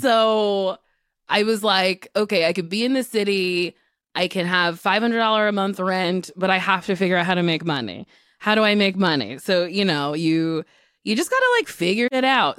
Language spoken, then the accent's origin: English; New Jersey, United States; New Jersey gave me New York City. Uh, I was an hour away from the city. I got to see a lot of Broadway shows in high school.